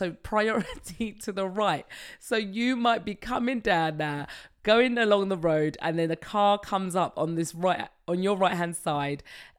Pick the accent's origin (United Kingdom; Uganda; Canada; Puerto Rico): United Kingdom; England; moved away as an adult; now in France; I'm English